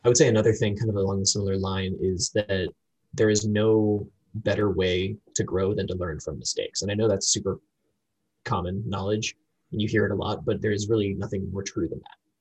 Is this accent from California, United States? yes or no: no; Florida, United States; moved away as an adult; also born or lived in North Carolina; now in Washington, D.C., United States; I was raised in Florida